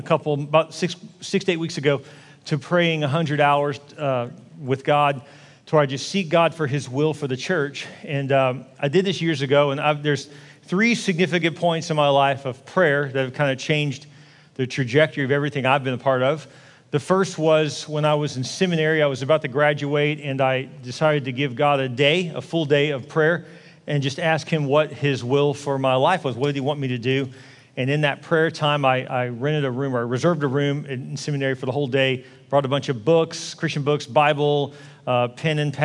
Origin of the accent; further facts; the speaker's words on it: Houston, Texas, United States; also born or lived in Dallas; I'm from Houston